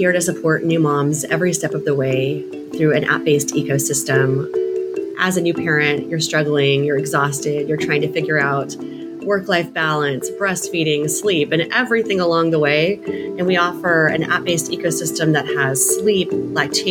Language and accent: English; San Antonio, Texas, United States; moved away; also born or lived in Central New York; I grew up in San Antonio, Texas.